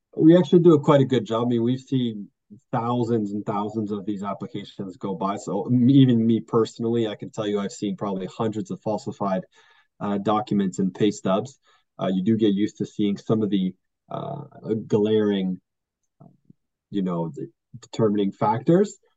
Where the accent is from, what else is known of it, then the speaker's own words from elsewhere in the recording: Quebec, Canada; I'm actually from Quebec